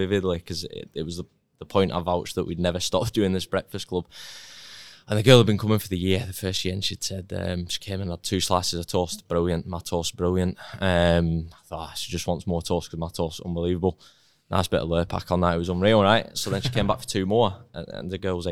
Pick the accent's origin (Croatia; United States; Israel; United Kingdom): United Kingdom; Lancashire, North West England; moved away; as a little boy growing up in Lancashire